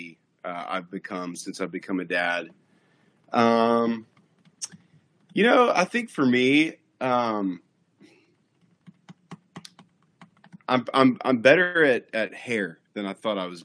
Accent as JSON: {"language": "English", "town": "Nashville", "region": "Tennessee", "country": "United States", "tie": "born or raised there", "said": "I grew up in Nashville, Tennessee, and I grew up on country and top 40."}